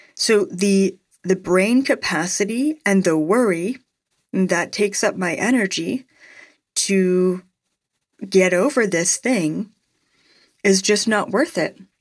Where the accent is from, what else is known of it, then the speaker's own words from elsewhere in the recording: Canada; as a Canadian